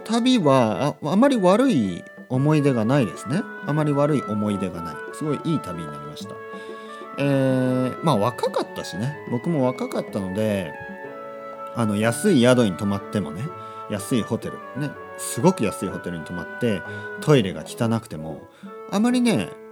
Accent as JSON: {"language": "Japanese", "country": "Japan", "said": "僕とですね、もう一人の日本人"}